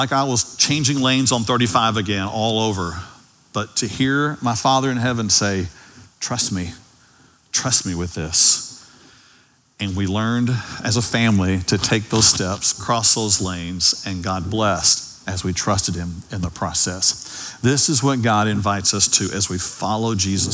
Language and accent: English; Dallas, Texas, United States; also born or lived in Ovilla, Texas; I grew up in Oak Cliff, and then there came a day that we moved to Ovilla, and it was during my high school years